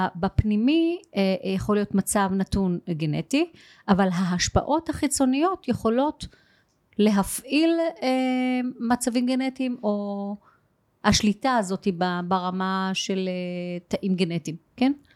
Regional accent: Israel; תימניה, מבית תימנים, אבא עם גנטיקה כזאת, אימא עם גנטיקה כזאת, אבל עצם העובדה שאני נולדתי בישראל

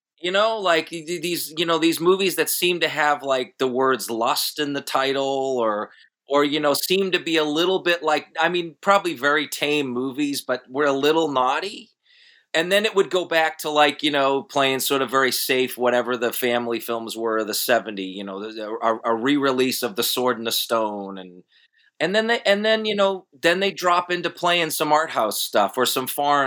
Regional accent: Boston, Massachusetts, United States; moved away as an adult; now in Charlotte, United States; I moved to Charlotte in 2005 from the Boston area. And I've always been, I don't know, maybe as a New Englander

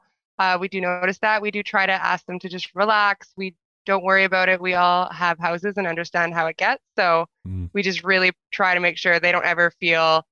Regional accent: Alberta, Canada; also born or lived in Drumheller, Alberta / Red Deer, Alberta / Calgary, Alberta / Airdrie, Alberta; I was born in Drumheller, Alberta. I've lived in Alberta my whole life. So I grew up mostly in a small town called Irokana

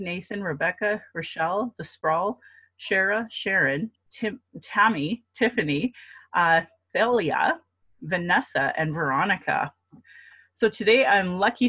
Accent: Calgary, Alberta, Canada; I was born in Calgary, or in Blackfoot, Mokinstis

